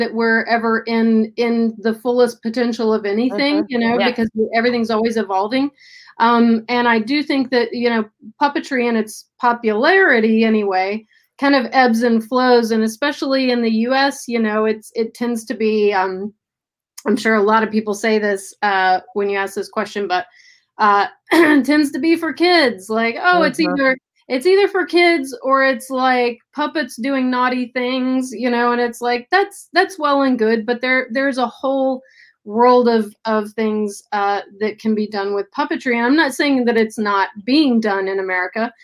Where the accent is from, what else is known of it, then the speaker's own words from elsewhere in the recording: Tennessee, United States; now in Los Angeles, United States; Tennessee. That's my home state.